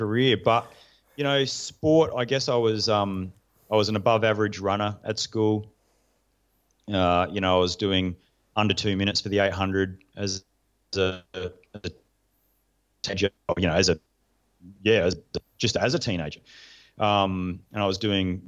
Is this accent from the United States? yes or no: no; Australia; I used to identify as a Special Forces major from Australia